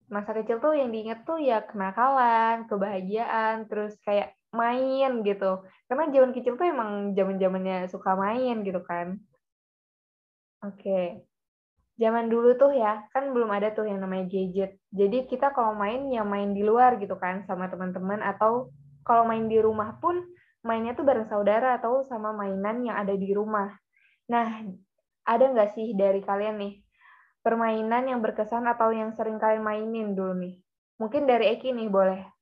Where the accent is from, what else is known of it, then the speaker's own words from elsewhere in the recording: Banten, Indonesia; aku dari Banten itu biasanya sih kalau orang Banten tahu sih